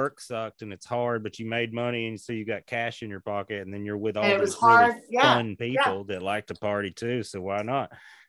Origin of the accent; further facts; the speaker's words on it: Tennessee, United States; I'm from Tennessee.